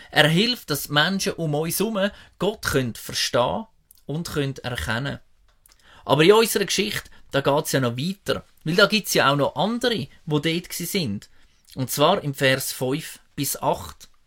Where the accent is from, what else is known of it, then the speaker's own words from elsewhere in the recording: Switzerland; Und wir haben das ja noch gut als Schweizer. Viele Schweizer sind irgendwo im Ausland unterwegs und am Reisen.